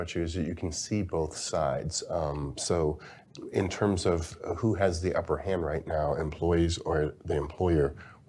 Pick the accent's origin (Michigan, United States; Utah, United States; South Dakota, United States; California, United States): Michigan, United States; Detroit; I grew up in Detroit, big auto town. Almost everybody I knew was part of a union.